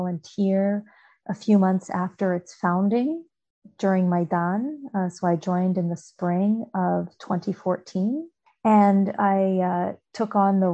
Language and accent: English; United States; moved away as an adult; also born or lived in New York City / Princeton; I was born in New York City to parents, both of whom were born in what is now Ukraine. They arrived in North America as displaced persons in the late 1940s. And I was lucky enough to grow up outside of Washington, D.C., in a three-generation household.